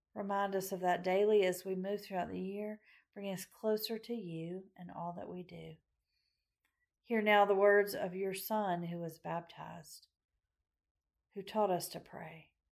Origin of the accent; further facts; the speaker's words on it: Macon, Georgia, United States; my hometown of Macon, Georgia